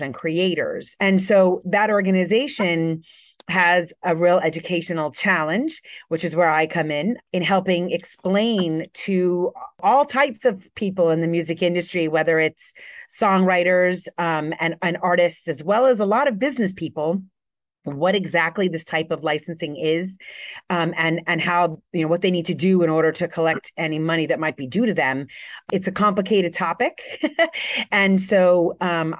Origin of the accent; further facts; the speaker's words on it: Miami, Florida, United States; also born or lived in New York; move back to where I grew up in Miami, Florida.